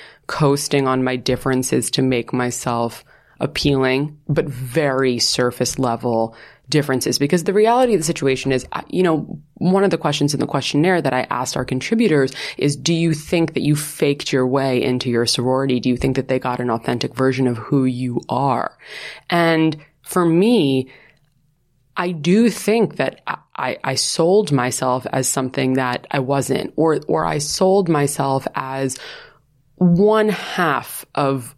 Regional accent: New York, United States; moved away; I'm from New York, which like no one at my school was

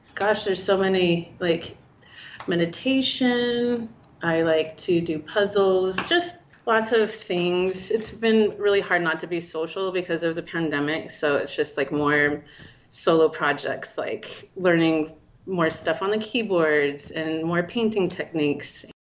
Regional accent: Salt Lake City, Utah, United States; moved away as an adult; also born or lived in Portland, Oregon; I grew up in Salt Lake

